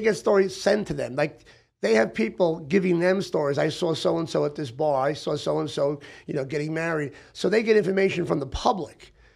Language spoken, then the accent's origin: English; Long Island, New York, United States; also born or lived in Brooklyn; now in Hollywood, United States; I'm a kid from Brooklyn, you know, grew up on Long Island